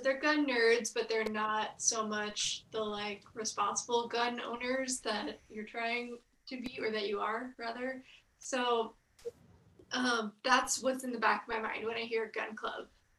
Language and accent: English; Louisiana, United States; I'm from Louisiana, and I kind of grew up shooting in the backyard and stuff too.